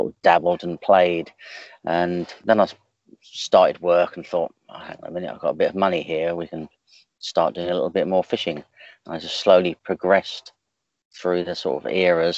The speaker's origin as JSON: {"language": "English", "area": "Suffolk", "region": "East of England", "country": "United Kingdom", "also_born_or_lived": "Ipswich / Felixstowe", "moved": "as an adult", "lives_now": "Southampton, United Kingdom", "said": "I come from Suffolk and used to fish a lot of sort of the Suffolk waters and the Norfolk waters"}